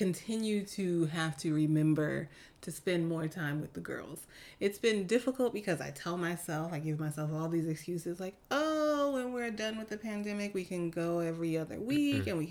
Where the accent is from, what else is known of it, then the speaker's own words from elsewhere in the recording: New York City, New York, United States; moved away; the girls I grew up with in Queens on the block